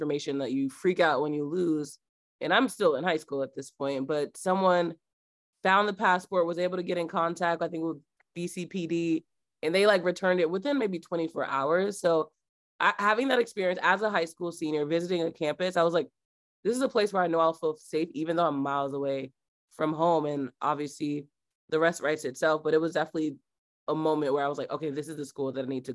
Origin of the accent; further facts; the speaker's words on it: New Jersey, United States; moved away as an adult; now in Boston, United States; growing up in Jersey